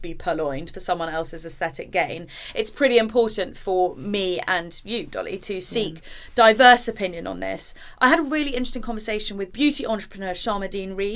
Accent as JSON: {"language": "English", "country": "Jamaica", "tie": "born or raised there", "moved": "yes", "said": "I grew up in Jamaica"}